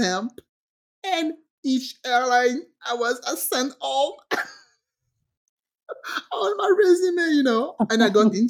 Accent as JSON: {"language": "English", "country": "France", "tie": "born or raised there", "also_born_or_lived": "England", "second_language": "English", "moved": "as an adult", "said": "I grew up in France."}